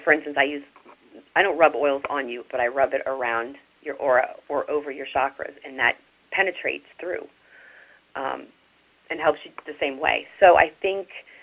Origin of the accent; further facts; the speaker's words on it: New Orleans, Louisiana, United States; moved away; I'm from New Orleans originally